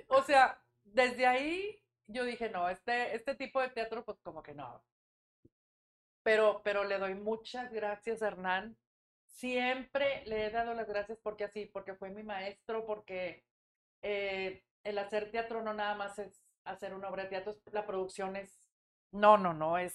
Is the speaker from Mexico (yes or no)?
yes; Monterrey, Nuevo León, Mexico; also born or lived in Matamoros; Nací en Monterrey, este, soy la mayor de tres hijos